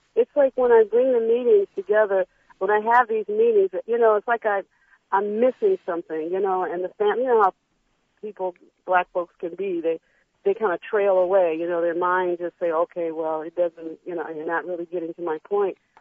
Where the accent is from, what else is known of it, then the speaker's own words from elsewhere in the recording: Detroit, Michigan, United States; now in Los Angeles, United States; I grew up in Detroit